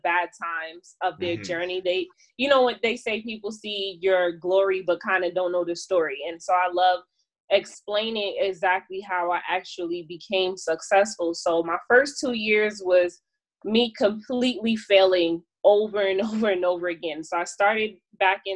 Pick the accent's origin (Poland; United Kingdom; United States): United States; New York City, New York; moved away; New York City, which is my hometown